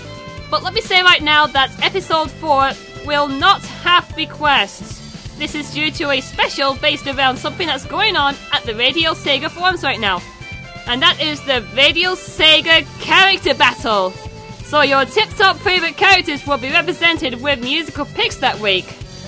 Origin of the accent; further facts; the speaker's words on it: the north of England, United Kingdom; I'm from the north of England, although I don't really sound like a northerner.